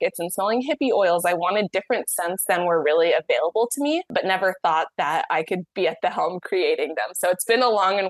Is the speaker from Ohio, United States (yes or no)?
yes; Dayton, Ohio, United States; I grew up in Dayton, Ohio.